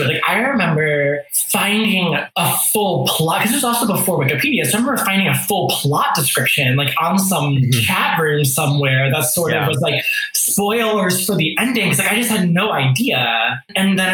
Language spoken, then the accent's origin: English; Charlotte, North Carolina, United States; I grew up in Charlotte, North Carolina